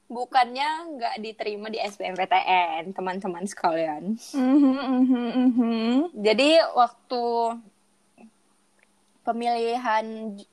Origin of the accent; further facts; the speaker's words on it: Medan, North Sumatra, Indonesia; kebetulan aku pilih pilihan keduanya kan di di kota di kota aku sendiri gitu kan di Medan di USU